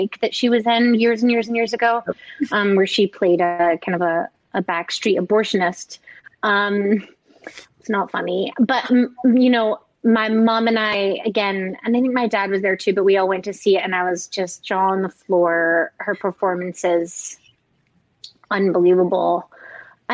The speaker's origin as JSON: {"language": "English", "region": "Scotland", "country": "United Kingdom", "tie": "born or raised there", "said": "I grew up in Scotland"}